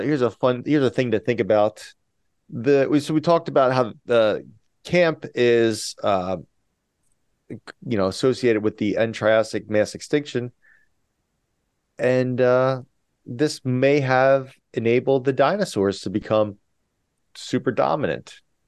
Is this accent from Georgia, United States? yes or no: yes; Southern Georgia, United States; my home state of Georgia, Southern Georgia.